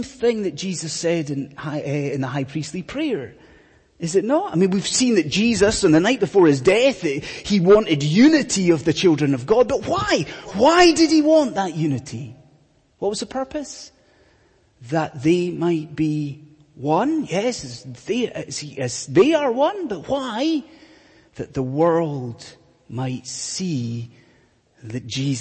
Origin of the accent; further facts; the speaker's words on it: Scotland, United Kingdom; I'm from Scotland